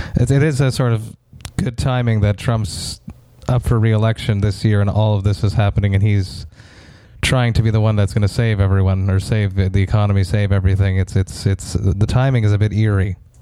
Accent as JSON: {"language": "English", "town": "Montreal", "region": "Quebec", "country": "Canada", "said": "I'm from Montreal"}